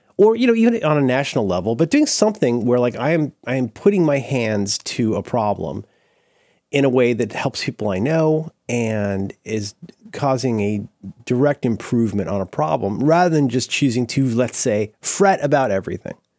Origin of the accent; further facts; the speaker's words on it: Tallahassee, Florida, United States; moved away; I grew up mostly in Florida.